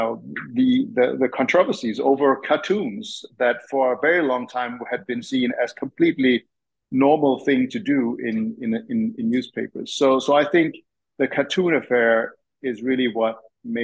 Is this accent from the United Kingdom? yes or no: no; Copenhagen, Capital Region of Denmark, Denmark; moved away as an adult; now in Tennessee, United States; I was born and raised in Denmark and Copenhagen